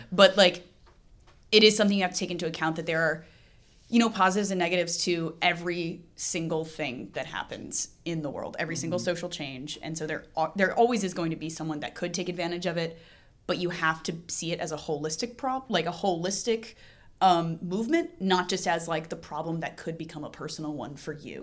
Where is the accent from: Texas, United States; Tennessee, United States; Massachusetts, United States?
Tennessee, United States; I grew up in Tennessee, so, like, surrounded by a lot of conservative people